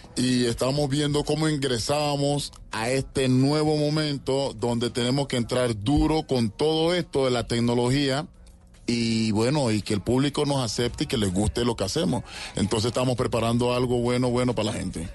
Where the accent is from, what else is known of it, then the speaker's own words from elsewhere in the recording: Panama; moved away as an adult; now in Bogotá, Colombia; Somos panameños